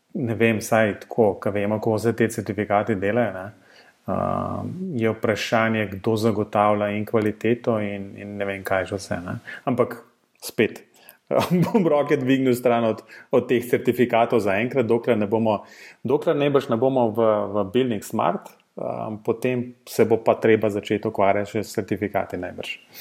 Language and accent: Slovenian; Slovenia